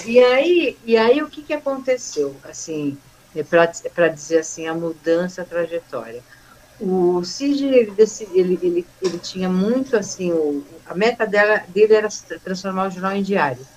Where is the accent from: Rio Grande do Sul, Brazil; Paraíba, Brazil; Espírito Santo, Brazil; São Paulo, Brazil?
São Paulo, Brazil; moved away as an adult; also born or lived in Itapira / Mogi das Cruzes; eu conhecia todo mundo lá, porque eu cresci lá no Bom Retiro